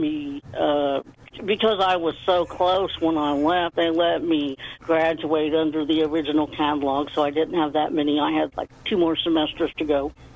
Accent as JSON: {"language": "English", "town": "Beech Grove", "region": "Indiana", "country": "United States", "tie": "born or raised there", "said": "I was born in a little town called Beech Grove, Indiana"}